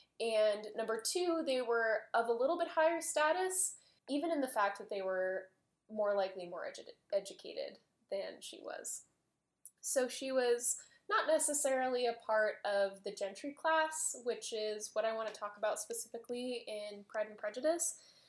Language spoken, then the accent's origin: English; England, United Kingdom; I'm English.